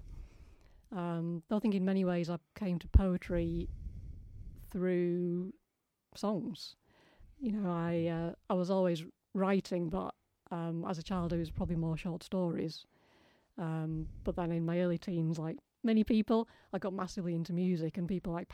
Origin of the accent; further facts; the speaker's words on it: Ossett, Yorkshire and the Humber, United Kingdom; I grew up in Ossett, which is kind of on the cusp